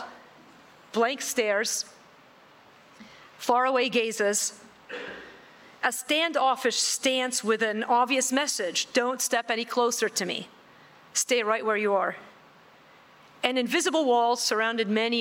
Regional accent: Beirut, Beirut Governorate, Lebanon; I was born in West Beirut, Lebanon, and grew up in the 70s and 80s. I lived through some of the worst of the civil war in West Beirut.

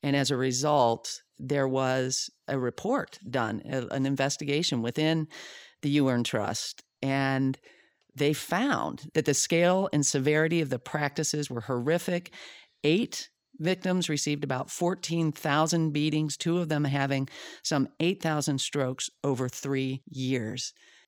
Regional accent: Zimbabwe; born there; And, I was born in Zimbabwe. My parents were missionaries there for 10 years.

